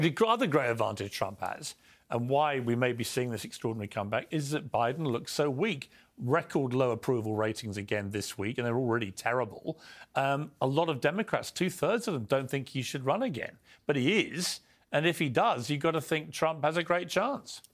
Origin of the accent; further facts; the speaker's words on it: United Kingdom; as a Brit from across the pond